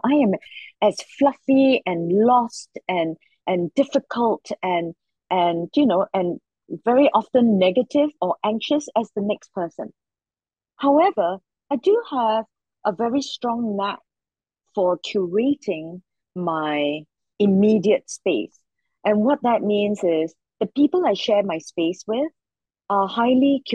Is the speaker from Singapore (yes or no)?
yes; Singapore; Because I come from Singapore and it's a tiny little country